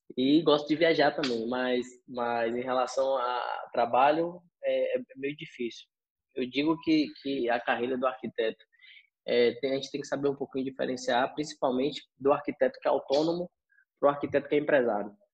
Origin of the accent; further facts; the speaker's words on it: Vitória da Conquista, Bahia, Brazil; also born or lived in Itapetinga, Bahia; eu sou nascido aqui de Vitória da Conquista, na Bahia. É, tive uma parte da minha infância que fui criado em Itapetinga